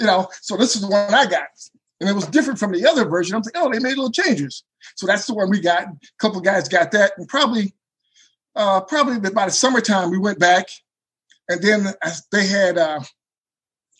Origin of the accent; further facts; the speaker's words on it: Benton Harbor, Michigan, United States; moved away as an adult; now in Davenport, United States; Originally, I'm from Benton Harbor, which is on the lake.